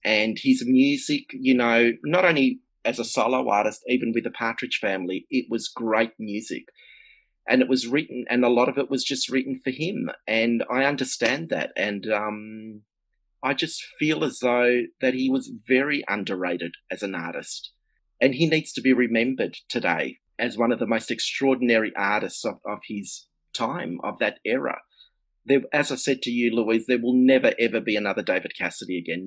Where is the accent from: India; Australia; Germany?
Australia; Melbourne, Victoria; I'm from Melbourne, Australia